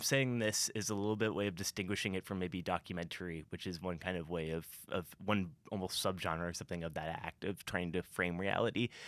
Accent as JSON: {"language": "English", "town": "Columbia", "region": "Missouri", "country": "United States", "tie": "born or raised there", "said": "I grew up in Columbia, I was born here"}